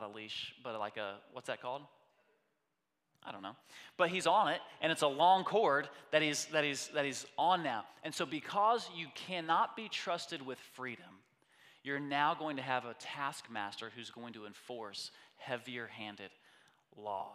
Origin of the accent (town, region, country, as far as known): United States